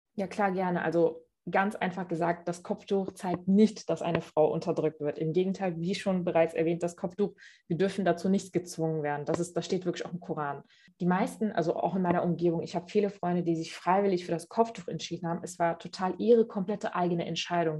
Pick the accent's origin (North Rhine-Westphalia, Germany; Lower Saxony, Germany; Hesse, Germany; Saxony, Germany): North Rhine-Westphalia, Germany; Cologne; bin in Köln geboren und aufgewachsen, habe einen türkisch-islamischen Hintergrund